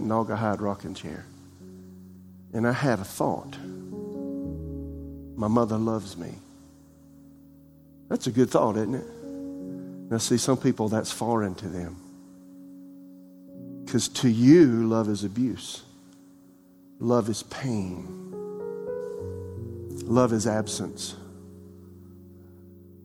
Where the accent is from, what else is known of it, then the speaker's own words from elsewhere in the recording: Florence, South Carolina, United States; now in Raleigh, United States; my father build the house I was raised in South Carolina and Florence